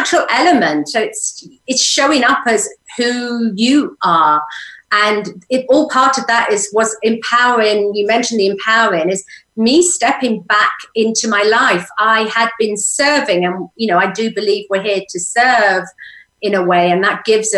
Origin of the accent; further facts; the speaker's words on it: England, United Kingdom; moved away as an adult; now in Sedona, United States; I had to let go of England to settle in here